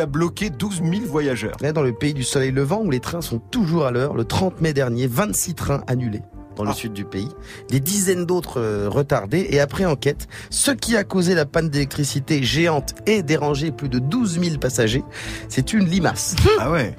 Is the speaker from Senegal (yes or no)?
yes; Senegal; je suis sénégalais